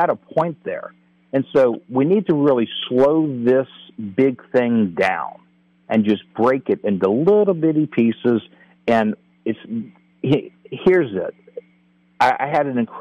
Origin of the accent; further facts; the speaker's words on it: New Orleans, Louisiana, United States; I'm actually from New Orleans